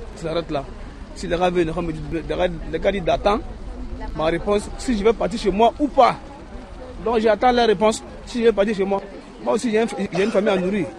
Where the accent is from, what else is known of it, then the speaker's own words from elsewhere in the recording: Côte d’Ivoire; moved away as an adult; also born or lived in Italy; now in France; je viens de la Côte d'Ivoire.